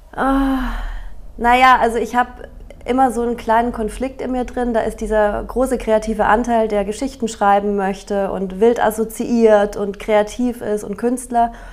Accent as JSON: {"language": "German", "town": "Regensburg", "region": "Bavaria", "country": "Germany", "tie": "born or raised there", "also_born_or_lived": "Nuremberg / Barcelona, Spain", "moved": "as an adult", "lives_now": "Wiesbaden, Germany", "said": "Regensburg, wo ich aufgewachsen bin"}